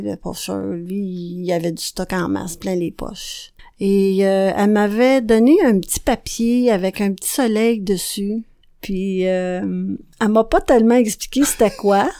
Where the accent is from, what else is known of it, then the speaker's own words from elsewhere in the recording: a small village in the Laurentides, Quebec, Canada; also born or lived in Montreal; je suis née à Montréal et j'ai grandi dans un petit village des Laurentides avec ma grand-mère